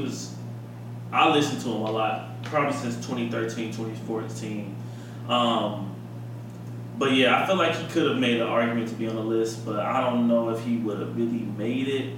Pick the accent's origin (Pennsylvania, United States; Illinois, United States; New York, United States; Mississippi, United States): Illinois, United States; Chicago; we're from Chicago